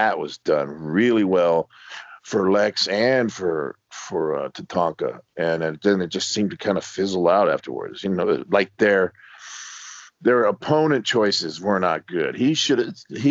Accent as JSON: {"language": "English", "town": "Miami", "region": "Florida", "country": "United States", "tie": "born or raised there", "said": "I grew up in Miami, Florida"}